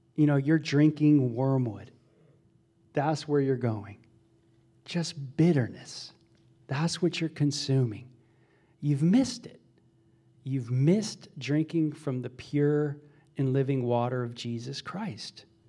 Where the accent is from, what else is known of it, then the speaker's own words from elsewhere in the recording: Los Angeles area, Ventura County, Southern California, United States; I grew up in Los, Los Angeles area, Ventura County area, Southern California